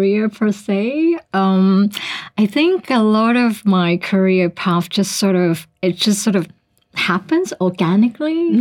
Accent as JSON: {"language": "English", "country": "Hong Kong", "moved": "as an adult", "lives_now": "Singapore", "said": "originally from Hong Kong"}